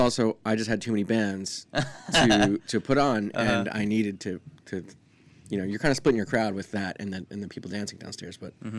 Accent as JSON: {"language": "English", "town": "Sea Girt", "region": "New Jersey", "country": "United States", "tie": "born or raised there", "also_born_or_lived": "Philadelphia / Wilmington, North Carolina", "said": "Grew up right on Highway 71."}